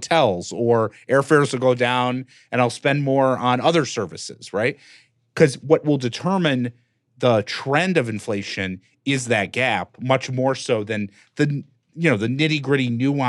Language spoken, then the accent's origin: English; Detroit, Michigan, United States; born or raised there